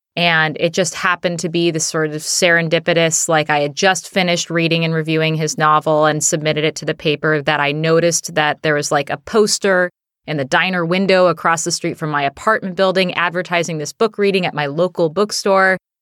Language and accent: English; Seattle, Washington, United States; we're both from Seattle. So, um, we both, uh, both of us grew up here